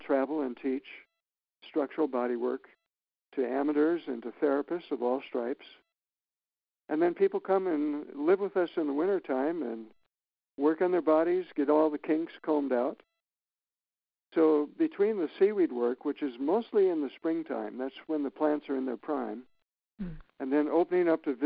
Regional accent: Minnesota, United States; moved away as an adult; also born or lived in Florida; now in Maine, United States; I grew up in Minnesota, and I sat in boats with my dad fishing

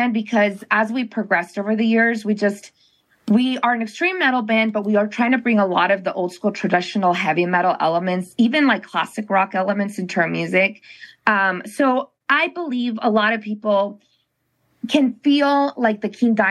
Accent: Cochabamba, Bolivia; now in Fort Lauderdale, United States; We're from Bolivia, Cochabamba, Bolivia

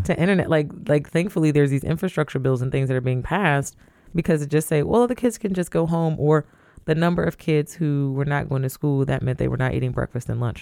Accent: Toledo, Ohio, United States; I grew up in Toledo

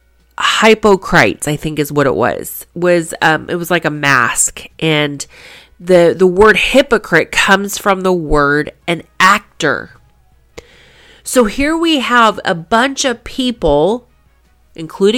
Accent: Kansas, United States; I was born in Kansas

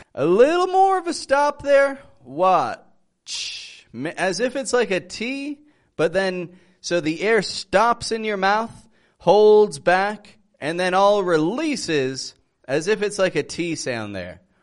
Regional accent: Toronto, Ontario, Canada; I'm from Toronto, Canada

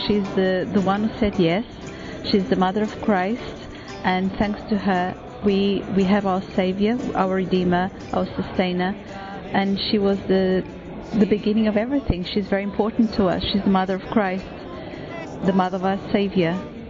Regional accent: Portugal; I come from Portugal.

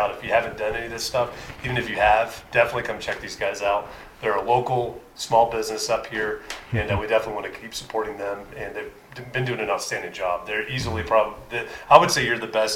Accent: Florida, United States; moved away; I grew up in Florida

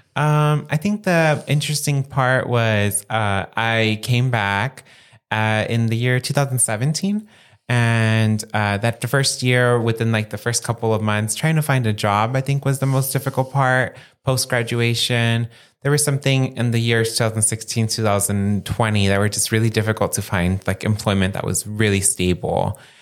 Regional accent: San Gabriel Valley, Los Angeles County, California, United States; moved away as an adult; also born or lived in Santa Barbara; I grew up living in the San Gabriel Valley area of Los Angeles County.

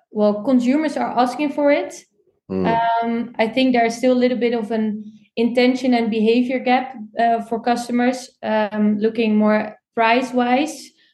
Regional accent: Netherlands; English is a second language; I'm from the Netherlands. A lot of people think actually I'm French when they hear me speak English.

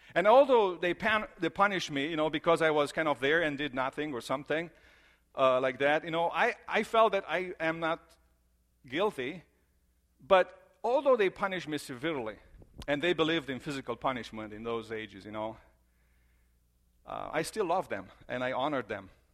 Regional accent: Romania; moved away; I grew up in Romania

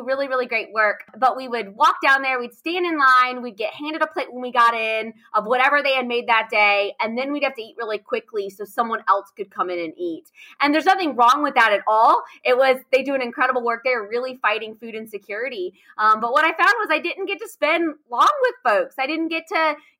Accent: Raleigh, North Carolina, United States; I grew up in Raleigh, North Carolina. So born and raised here.

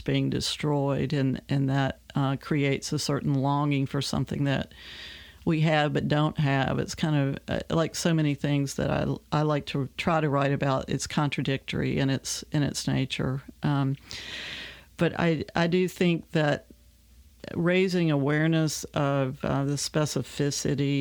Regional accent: Richlands, Virginia, United States; I was born there in Richlands. We left there in 1969, so I spent, you know, my whole childhood was pretty much encapsulated in that area.

